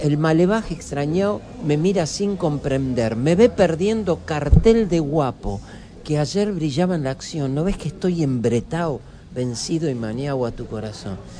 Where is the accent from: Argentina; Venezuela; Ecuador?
Argentina; todos los que nacimos en Argentina